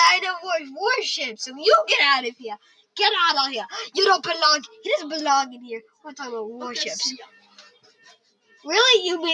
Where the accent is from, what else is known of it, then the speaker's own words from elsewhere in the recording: United States; we're America. American park.